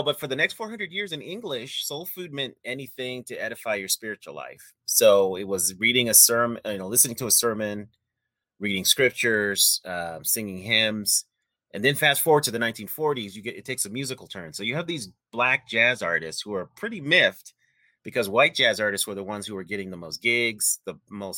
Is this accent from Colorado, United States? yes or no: yes; Denver, Colorado, United States; moved away as an adult; I was trying to get back to my home state and town of Denver, Colorado